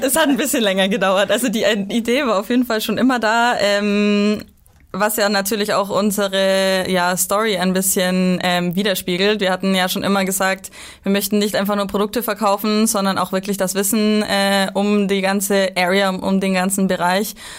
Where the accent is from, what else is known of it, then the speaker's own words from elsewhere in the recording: Bavaria, Germany; moved away; ich bin aus Bayern, deswegen habe ich eine, eine ziemlich weite ähm, Heimreise